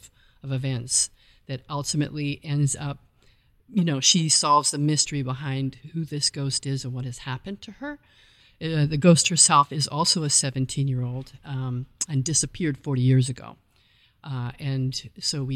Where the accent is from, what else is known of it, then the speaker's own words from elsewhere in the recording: Calgary, Alberta, Canada; moved away; also born or lived in New York; I grew up in Calgary, Alberta, Canada